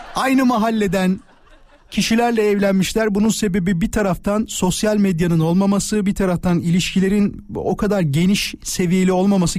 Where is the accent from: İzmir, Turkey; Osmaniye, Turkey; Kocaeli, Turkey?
Kocaeli, Turkey; İzmit; moved away; also born or lived in Istanbul; ben İzmitliyim İstanbul'da yaşıyordum